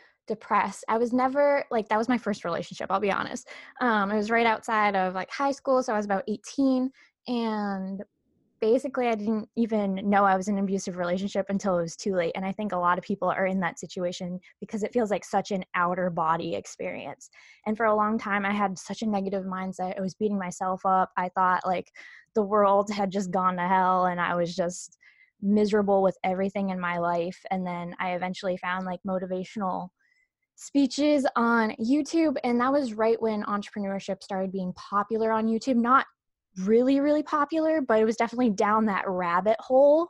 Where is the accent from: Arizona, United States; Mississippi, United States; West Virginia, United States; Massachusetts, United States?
Massachusetts, United States; Leominster; I'm from Leominster, Massachusetts, which is about 40 minutes outside of Boston